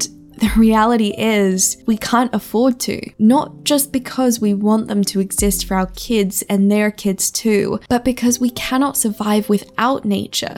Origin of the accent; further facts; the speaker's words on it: Australia; Growing up in Australia, I wasn't allowed to watch horror films